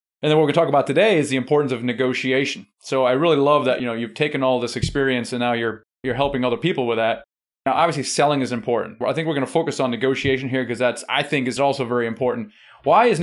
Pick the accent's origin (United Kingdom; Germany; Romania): Germany; I'm German.